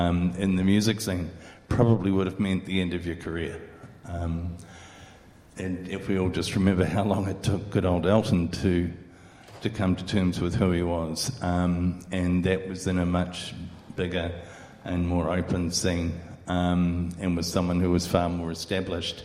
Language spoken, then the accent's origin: English; Christchurch, Canterbury, New Zealand; growing up in New Zealand, in Christchurch